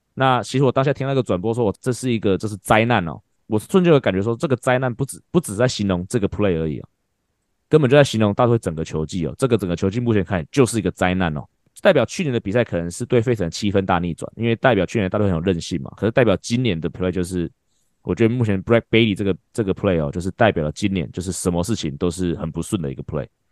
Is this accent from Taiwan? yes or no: yes; Taiwan; 我们台湾人